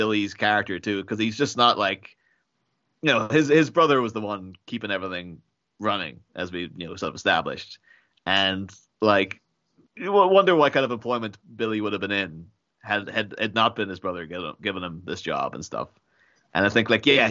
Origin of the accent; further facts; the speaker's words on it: Ireland; now in England, United Kingdom; I actually do currently live in England, but I come from Ireland.